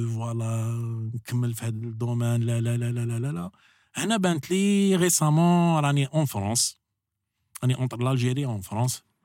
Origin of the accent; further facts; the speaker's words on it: Algeria; بلادنا الجزائر